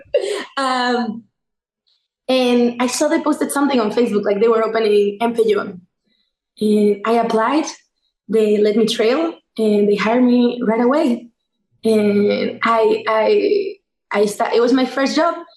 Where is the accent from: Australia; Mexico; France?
Mexico; moved away as an adult; also born or lived in New York, United States / Mexico City; now in Washington, D.C., United States; I'm originally from Mexico, born and raised